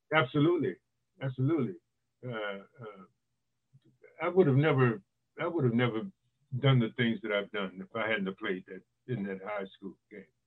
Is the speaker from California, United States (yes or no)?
yes; East Palo Alto, California, United States; also born or lived in Louisiana / Chicago; I grew up in East Palo Alto, California.